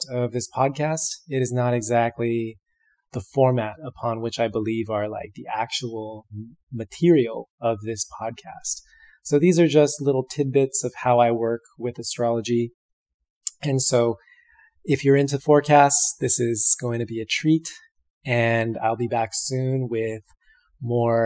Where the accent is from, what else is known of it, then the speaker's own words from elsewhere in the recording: outside of San Francisco, California, United States; moved away; I am tuning in from my hometown outside of San Francisco